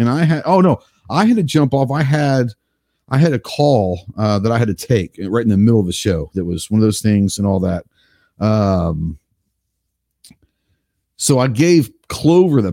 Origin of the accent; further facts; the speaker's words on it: Dallas, Texas, United States; I grew up in Dallas